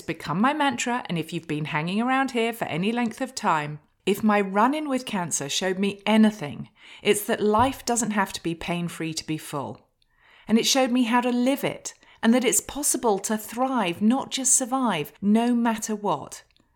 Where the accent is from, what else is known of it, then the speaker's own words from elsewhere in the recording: United Kingdom; now in United States; I'm a Brit. So despite living in the USA